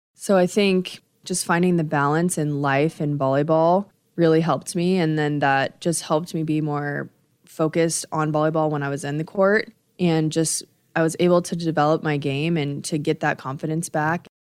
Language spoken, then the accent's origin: English; Nebraska, United States; growing up in Nebraska, obviously you're surrounded by Nebraska volleyball